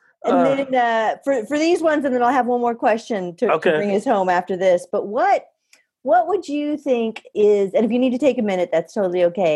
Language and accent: English; Louisiana, United States; moved away; I was born in Louisiana. Half my family lives there still.